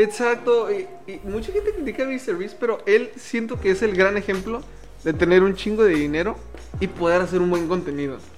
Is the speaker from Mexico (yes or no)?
yes; Mexico; Somos mexicanos al igual que tú.